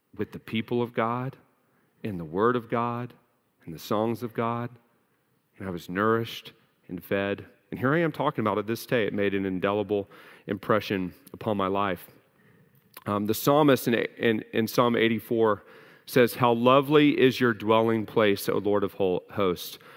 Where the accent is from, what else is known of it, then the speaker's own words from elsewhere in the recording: United States; we as the American people in the American church